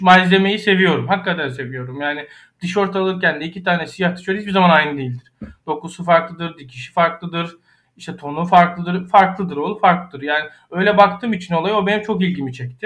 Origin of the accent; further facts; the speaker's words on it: Ayvalık, Balıkesir, Turkey; Ayvalık'ta büyüdüm